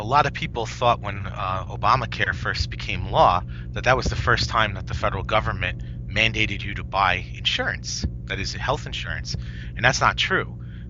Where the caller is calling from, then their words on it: White Plains, New York, United States; White Plains, New York.